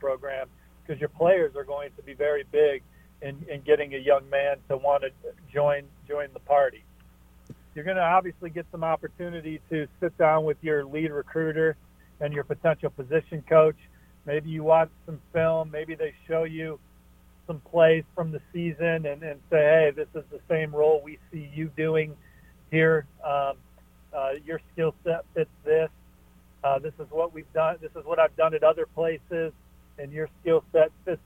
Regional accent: South Bend, Indiana, United States; moved away; I'm from South Bend

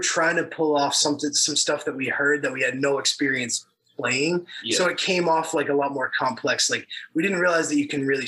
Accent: Bridgewater, Massachusetts, United States; moved away as an adult; now in San Diego, United States; we grew up in Bridgewater, which is there's this thing called the Bridgewater Triangle

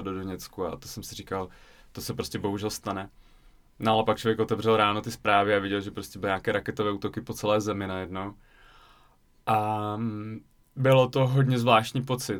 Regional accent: České Budějovice, South Bohemian Region, Czechia; also born or lived in Voronezh, Russia / Zlín; now in Prague, Czech Republic; já jsem vlastně vyrůstal v Ledenicích a potom v Českých Budějovicích od pěti let

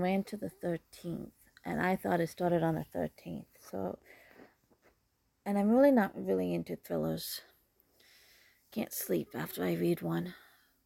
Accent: Canada; I'm Canadian

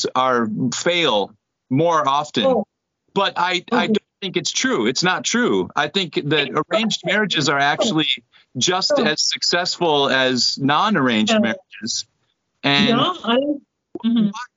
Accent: United States; my wife is Korean, I'm American

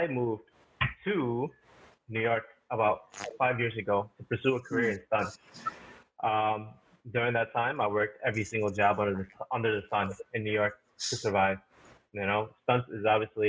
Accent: Scarborough, Ontario, Canada; also born or lived in Laos (family); I was born in Scarborough, Ontario. Canada.

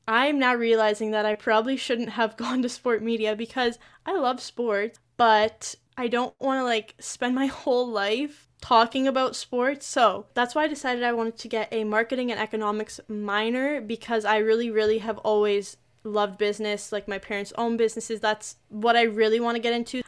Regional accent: Toronto area, Ontario, Canada; I'm also from the Toronto area.

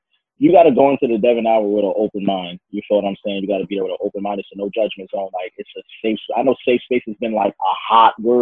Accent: Union, New Jersey, United States; also born or lived in Newark, New Jersey / Irvington, New Jersey / Maplewood, New Jersey; I'm from Union, New Jersey. Born and raised, and I would never, ever, ever want to be from nowhere else.

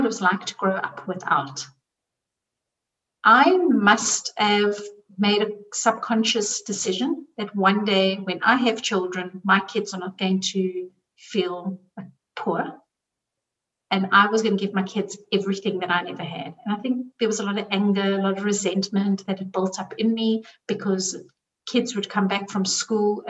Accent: South Africa; now in Zurich, Switzerland; I grew up in South Africa

